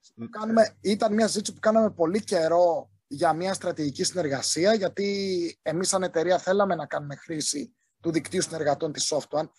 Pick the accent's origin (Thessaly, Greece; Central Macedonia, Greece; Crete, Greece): Crete, Greece; southern; Είμαι από την Νότια Κρήτη